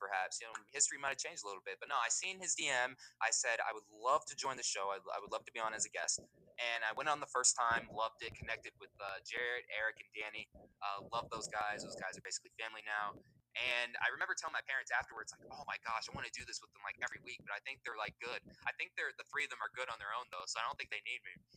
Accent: Las Vegas, Nevada, United States; I'm from Las Vegas, Nevada. Uh, born and raised out here.

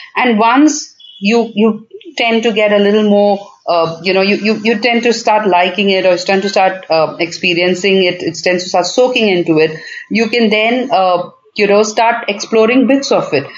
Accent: Bangalore, Karnataka, India; I'm in Bangalore. It's my hometown

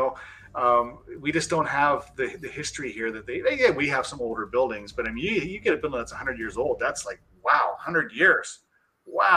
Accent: Canada; I am from Canada

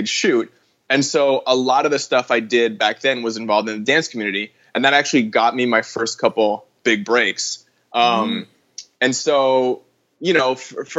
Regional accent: Vancouver, British Columbia, Canada; moved away as an adult; now in Los Angeles, United States; I'm from Vancouver, Canada, originally.

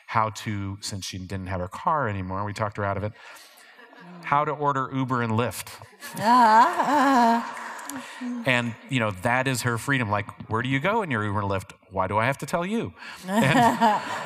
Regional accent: Ohio, United States; moved away; growing up in Ohio

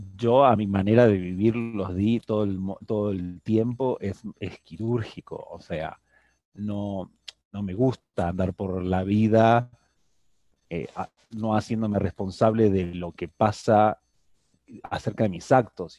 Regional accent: Argentina; now in Mexico; esa cultura de donde vengo, el tango argentino

